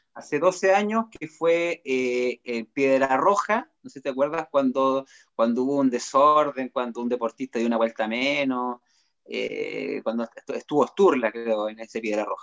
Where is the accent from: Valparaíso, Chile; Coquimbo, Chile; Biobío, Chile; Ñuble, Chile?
Ñuble, Chile; Chillán; now in Concepción, Chile; soy oriundo de Chillán